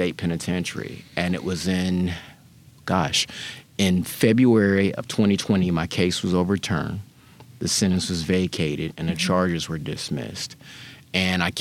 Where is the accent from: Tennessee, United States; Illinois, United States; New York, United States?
Tennessee, United States; Memphis; also born or lived in Knoxville, Tennessee / Nashville, Tennessee; I am a native Memphian.